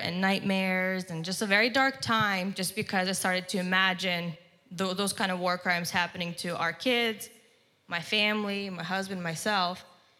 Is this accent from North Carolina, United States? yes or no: no; Lancaster, Pennsylvania, United States; born or raised there; also born or lived in Slavyansk, Donetsk, Ukraine